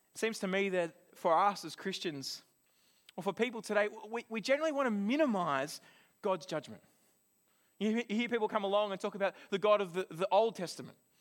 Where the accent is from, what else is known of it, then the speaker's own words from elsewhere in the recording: Australia; now in New Zealand; as an Australian